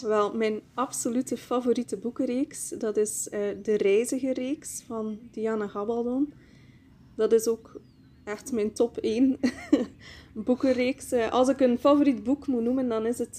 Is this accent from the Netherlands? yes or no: no; Bruges, Flanders, Belgium; Ik kom uit Brugge, België